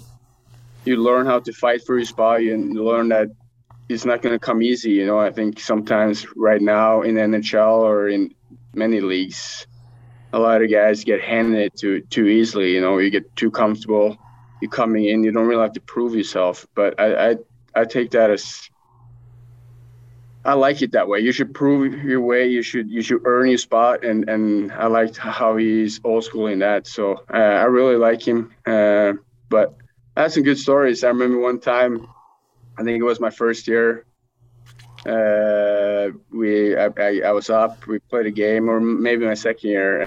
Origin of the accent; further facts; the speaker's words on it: Norway; moved away; also born or lived in Sweden; growing up in Norway